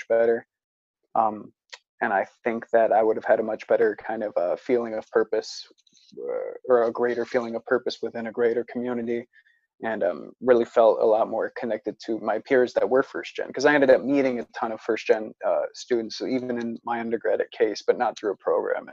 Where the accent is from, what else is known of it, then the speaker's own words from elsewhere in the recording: Northville, Michigan, United States; moved away as an adult; also born or lived in Cleveland, Ohio; I'm from Northville, Michigan. I went to a high school there